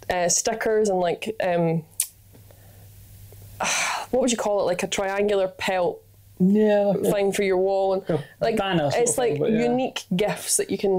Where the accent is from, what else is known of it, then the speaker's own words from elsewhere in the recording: Scotland, United Kingdom; I am Scottish, pale and freckly